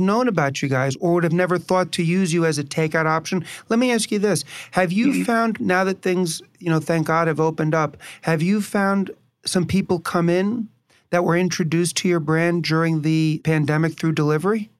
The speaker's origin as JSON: {"language": "English", "town": "New York City", "region": "New York", "country": "United States", "tie": "born or raised there", "also_born_or_lived": "Chicago", "said": "I was born and raised in New York City and moved back to New York from Chicago"}